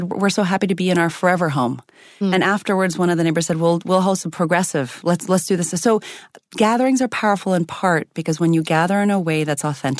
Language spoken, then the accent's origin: English; Zimbabwe; born there; I'm biracial. I was born in Zimbabwe. I have an Indian mother and a white American father.